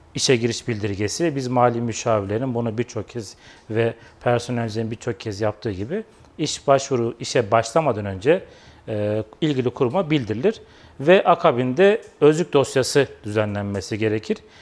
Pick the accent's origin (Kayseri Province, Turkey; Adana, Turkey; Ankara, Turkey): Kayseri Province, Turkey; 1982 Kayseri doğumluyum.